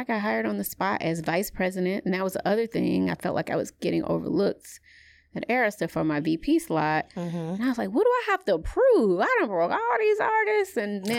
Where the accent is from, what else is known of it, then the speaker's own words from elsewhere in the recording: the South, United States; I'm from the South.